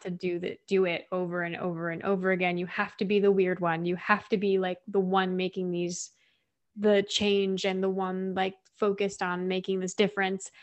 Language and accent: English; Midwest, United States; I'm from the Midwest